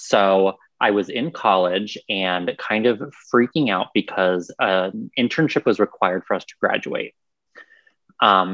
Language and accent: English; Newark, Ohio, United States; now in Columbus, United States; I grew up in Newark, kind of like on the line